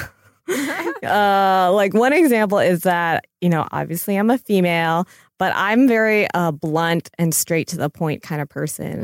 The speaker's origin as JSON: {"language": "English", "region": "Florida and North Carolina", "country": "United States", "tie": "born or raised there", "said": "I grew up in Florida and North Carolina."}